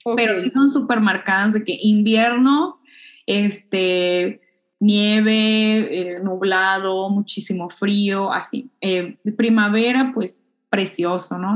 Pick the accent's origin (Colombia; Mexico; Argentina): Mexico; Hermosillo, Sonora; now in Japan; yo soy pues norteña, para empezar. Este, de, Hermosillo, una ciudad donde hace muchísimo calor